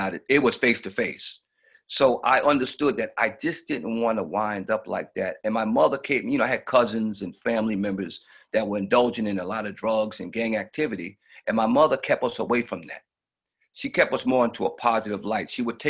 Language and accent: English; New York City, New York, United States; also born or lived in Queens, New York; I'm originally from Brooklyn, New York. I moved to Queens probably in the late 80s